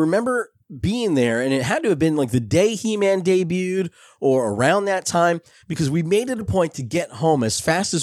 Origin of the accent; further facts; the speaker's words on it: Belleville, New Jersey, United States; When I was a kid growing up in Belleville, New Jersey